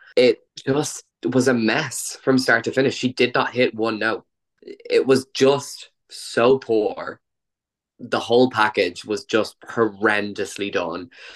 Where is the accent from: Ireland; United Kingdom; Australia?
Ireland; As an Irish person